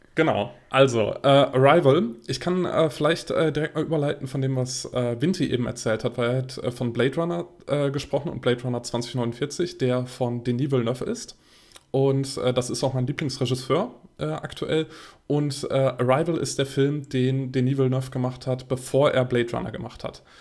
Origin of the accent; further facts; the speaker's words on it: Bonn, North Rhine-Westphalia, Germany; in einem Studentenkino in äh, Bonn. Äh, das ist meine Heimatstadt